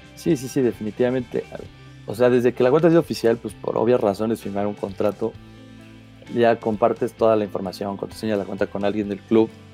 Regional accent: Mexico; yo soy de México

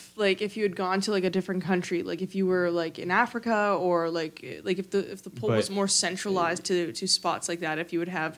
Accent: Canada; I'm from Canada. I am proudly Canadian

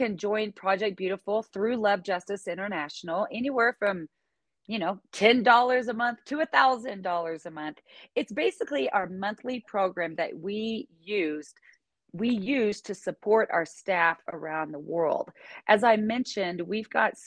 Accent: Northwest Arkansas, United States; I'm originally from Northwest Arkansas

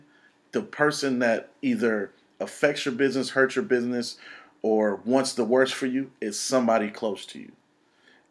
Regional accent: Oakland, California, United States; I grew up in East Oakland.

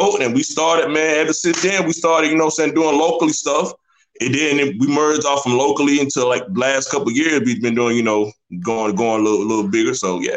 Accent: Warner Robins, Georgia, United States; So I always say I'm from Macon just to get away from the confusion. But I'm from a place called Warner Robins, Georgia, right next to Macon. Born and raised.

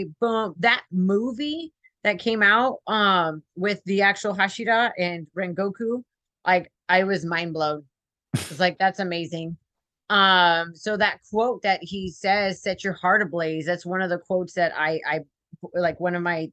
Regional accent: the Valley, Texas, United States; also born or lived in San Antonio, Texas; I'm Hispanic. I mean, I'm from the Valley

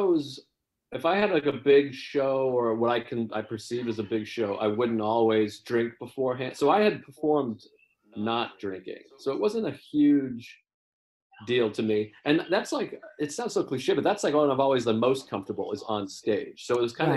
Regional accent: Whitman, Massachusetts, United States; I'm from Massachusetts. I grew up in Whitman, Massachusetts, like south of Boston

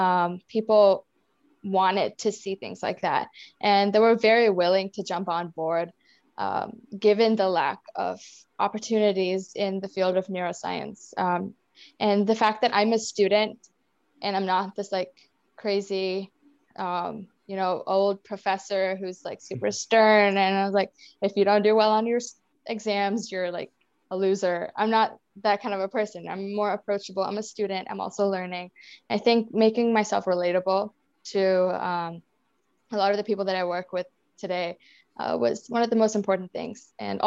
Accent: India; accent: Indian; English is a second language; When I first moved here, like my accent, my Indian accent was like, it stood out.

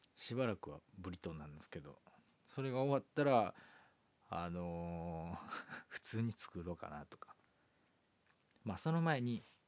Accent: Kansai, Japan; 関西人なんですけど

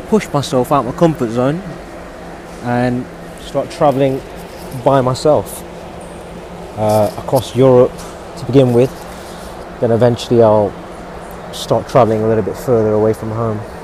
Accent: United Kingdom; I'm someone who's born in the UK. I'm a British Asian

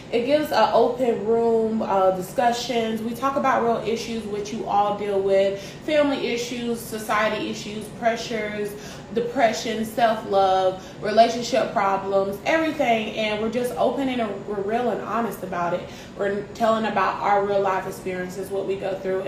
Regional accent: Greenville, South Carolina, United States; I am originally from Greenville, South Carolina, born and raised

